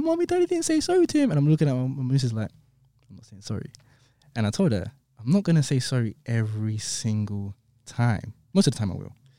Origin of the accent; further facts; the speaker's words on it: London, United Kingdom; I grew up in Clapham, but I used to hang around sometimes in Brixton